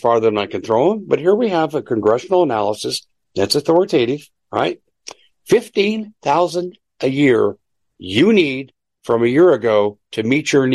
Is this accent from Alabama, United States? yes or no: no; Denver, Colorado, United States; I grew up in the Mile High City